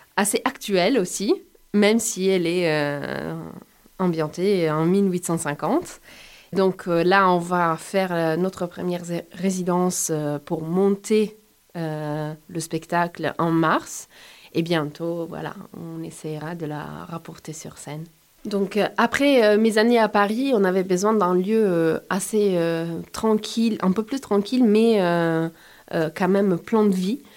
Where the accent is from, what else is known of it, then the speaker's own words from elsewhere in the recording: Turin, Piedmont, Italy; French is a second language; moved away as an adult; also born or lived in Rome, Italy / France; now in Montpellier, France; je suis une comédienne, écrivaine, euh, metteuse en scène et enseignante italienne. Je suis née à Turin et à 19 ans, je suis partie à Rome